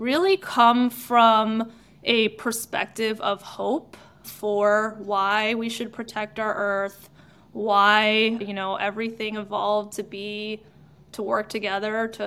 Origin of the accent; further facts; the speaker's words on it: New York, United States; now in Seattle, United States; I come from New York where they salt very well